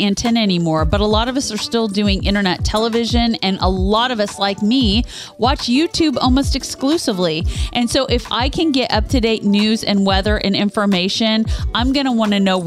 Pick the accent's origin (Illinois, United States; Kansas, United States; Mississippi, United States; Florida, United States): Kansas, United States; also born or lived in Topeka, Kansas; now in Kentucky, United States; We're from Kansas. We lived in that state